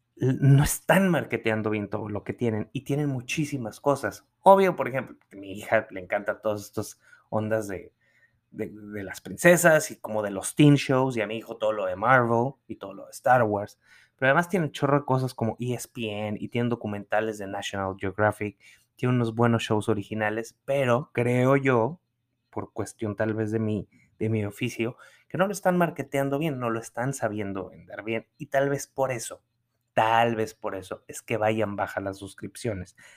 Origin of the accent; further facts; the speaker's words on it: San Pedro Garza García, Nuevo León, Mexico; also born or lived in New York; San Pedro Garza García, que es de donde, en donde yo crecí, en Nuevo León